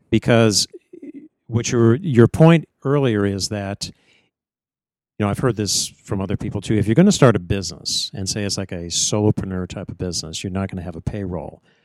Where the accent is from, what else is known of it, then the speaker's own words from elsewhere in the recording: Northeast Ohio, United States; moved away; where I grew up in Northeast Ohio